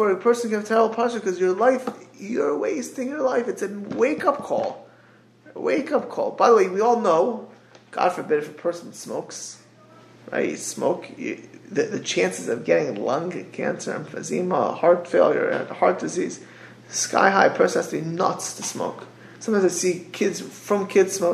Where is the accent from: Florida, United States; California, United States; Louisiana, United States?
Florida, United States; South; as a kid, growing up in South Florida